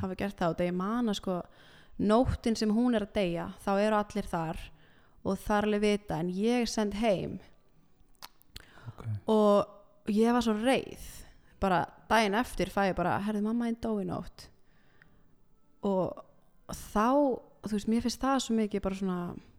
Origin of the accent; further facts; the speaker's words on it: Iceland; also born or lived in Milan, Italy; ég fættist á Ítalju